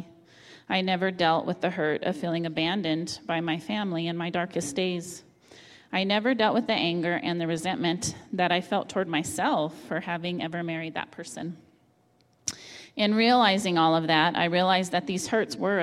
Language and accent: English; Las Cruces, New Mexico, United States; also born or lived in Albuquerque, New Mexico; I returned to my hometown of Las Cruces, New Mexico